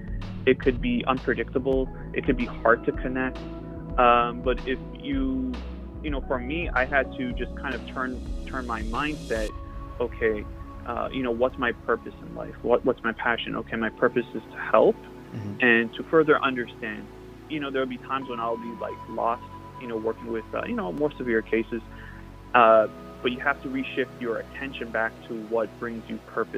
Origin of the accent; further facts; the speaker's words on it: Toronto, Ontario, Canada; I was born and raised in Toronto, Canada